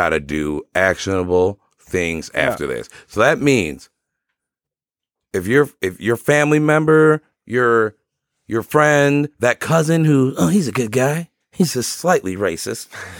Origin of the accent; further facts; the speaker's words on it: Sterling Heights, Michigan, United States; I'm from Sterling Heights. First time, long time.